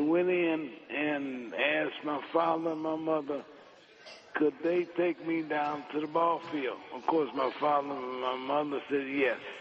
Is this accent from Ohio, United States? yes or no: yes; Cincinnati, Ohio, United States; I was growing up in Cincinnati